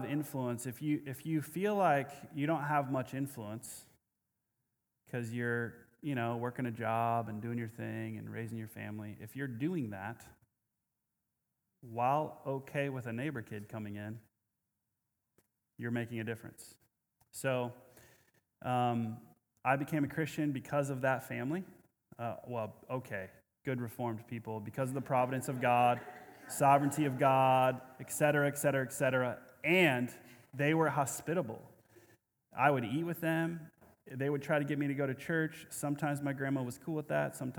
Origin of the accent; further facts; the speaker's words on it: Omaha, Nebraska, United States; I grew up in Omaha